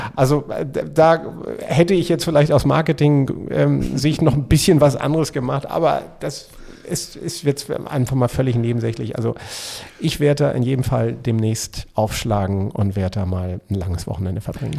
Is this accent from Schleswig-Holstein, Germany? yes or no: yes; Schleswig-Holstein, Germany; Und ich als, äh, Schleswig-Holsteiner